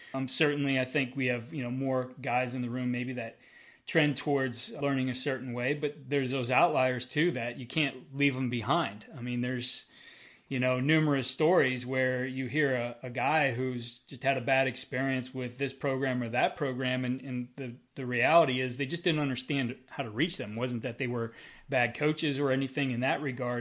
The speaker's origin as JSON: {"language": "English", "region": "Northeast Ohio", "country": "United States", "said": "I'm from the West Side."}